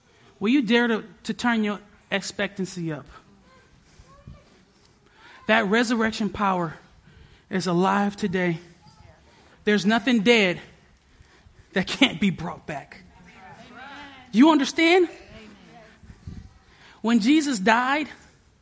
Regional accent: Detroit, Michigan, United States; moved away; I was born and raised in Detroit.

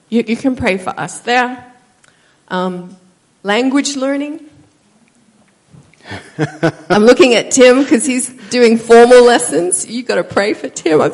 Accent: Australia; moved away as an adult; also born or lived in United States; I'm Australian, so I came to America

